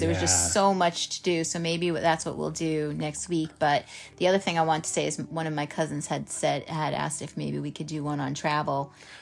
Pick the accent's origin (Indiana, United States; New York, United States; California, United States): New York, United States; we stand out when we're from New York